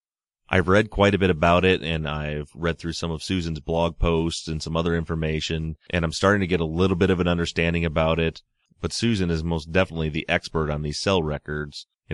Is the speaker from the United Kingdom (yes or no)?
no; Nashville, Tennessee, United States; I'm from Nashville, and I graduated in 2000. I went to college in Bowling Green, Kentucky.